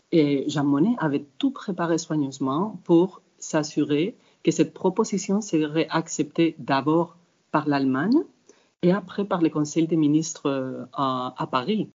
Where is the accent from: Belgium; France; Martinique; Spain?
Spain; French is a second language; en tant qu'Espagnol, j'ai déjà une vision un peu différente. Quand je regarde l'Europe, quand je suis grandi en Espagne